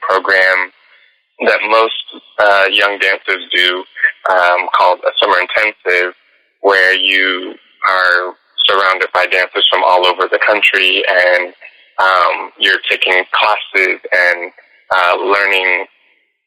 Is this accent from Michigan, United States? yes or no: no; Tampa, Florida, United States; I did this community project called the Chocolate Nutcracker in my city in Florida. I'm from the Tampa Bay area